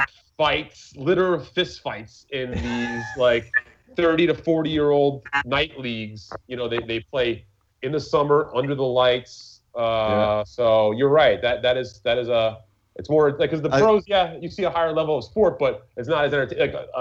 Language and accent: English; New York, United States; I was born and raised in New York about 20 minutes from Yankee Stadium